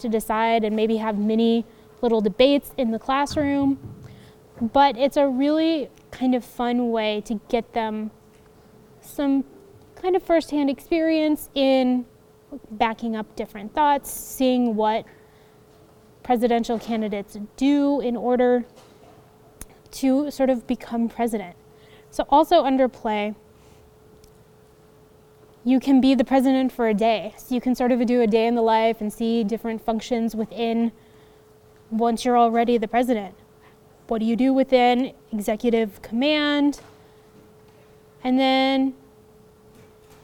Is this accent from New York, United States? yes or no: no; Colorado, United States; I'm from Colorado